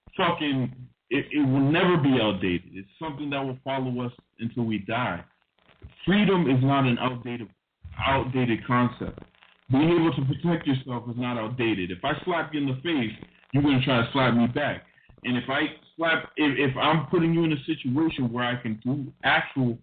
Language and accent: English; Somerville, Massachusetts, United States; moved away; also born or lived in Boston; I'm from Boston. You know, I'm originally from Somerville, Massachusetts